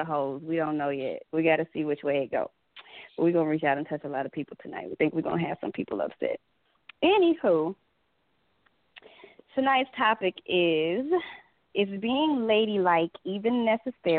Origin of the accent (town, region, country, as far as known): California, United States